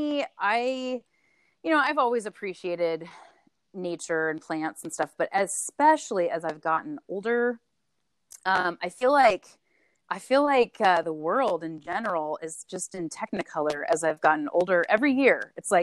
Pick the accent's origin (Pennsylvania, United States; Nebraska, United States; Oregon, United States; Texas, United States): Oregon, United States; Salem; I actually grew up in good old Salem, Oregon